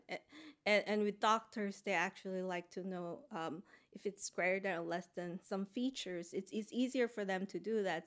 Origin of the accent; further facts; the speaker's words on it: Philippines; moved away as an adult; also born or lived in United States; now in Boston, United States; I grew up in the Philippines, so I had my undergrad there